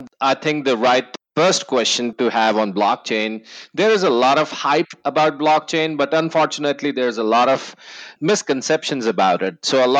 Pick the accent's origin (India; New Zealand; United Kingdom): New Zealand; now in Austin, United States; Yeah, that's because I am a new Texan. I moved to Austin from New Zealand a couple of years ago.